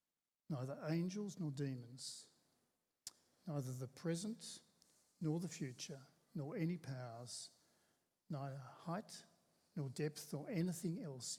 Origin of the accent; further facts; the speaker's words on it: Australia; We're Australian Christians